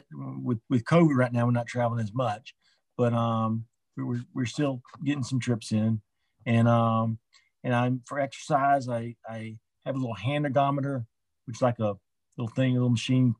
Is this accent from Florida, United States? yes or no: yes; Orlando, Florida, United States; now in Atlanta, United States; I grew up in Orlando, I was living here in Atlanta